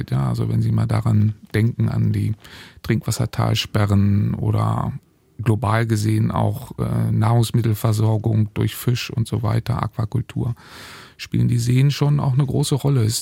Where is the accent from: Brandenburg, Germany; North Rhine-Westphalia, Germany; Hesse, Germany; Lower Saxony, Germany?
Lower Saxony, Germany; Göttingen; also born or lived in Dresden; In Göttingen habe ich angefangen, also quasi in meiner Heimat, und bin dann aber der Liebe wegen relativ schnell nach Dresden geraten.